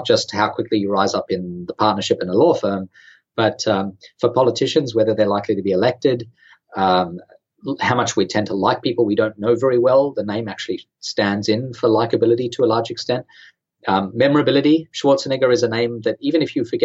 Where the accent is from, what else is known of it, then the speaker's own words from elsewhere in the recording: Sydney, New South Wales, Australia; I'm from Australia. I'm from Sydney.